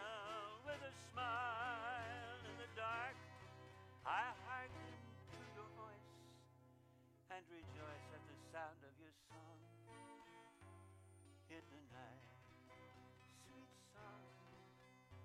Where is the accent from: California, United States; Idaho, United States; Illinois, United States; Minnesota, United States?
Idaho, United States; I come from Idaho